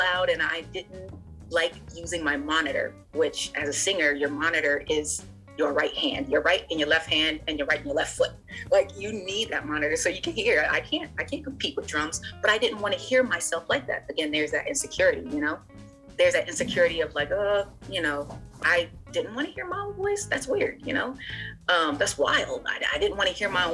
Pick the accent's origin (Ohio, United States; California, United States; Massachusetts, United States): Ohio, United States; moved away as an adult; also born or lived in Hallowell, Maine; now in Portland, United States; I grew up in Ohio, even though I was born in Ohio